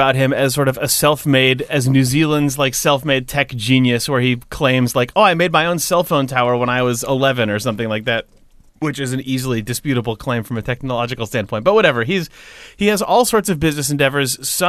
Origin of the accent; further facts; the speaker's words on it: Petaluma, California, United States; Tom Waits lives in my hometown, which is my, like... Really? Petaluma? Yeah.